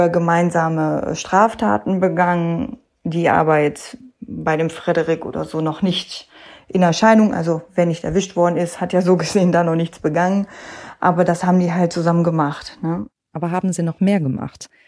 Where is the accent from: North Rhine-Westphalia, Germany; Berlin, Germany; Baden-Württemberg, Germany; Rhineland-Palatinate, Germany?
North Rhine-Westphalia, Germany; die haben halt geschockt, wie man das ja so schön nennt bei uns im Ruhrgebiet, ne?